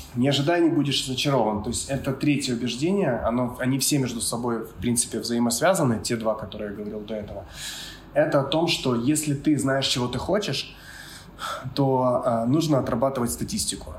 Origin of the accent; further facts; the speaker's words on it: Kyiv, Ukraine; moved away as an adult; now in Bali, Indonesia; я с Киева, с Украины